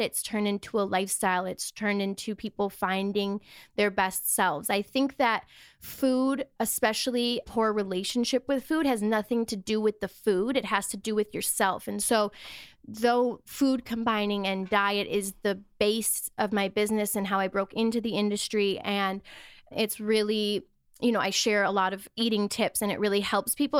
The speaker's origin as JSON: {"language": "English", "region": "Wisconsin", "country": "United States", "tie": "born or raised there", "moved": "as an adult", "lives_now": "Los Angeles, United States", "said": "I grew up in Wisconsin in a very small town"}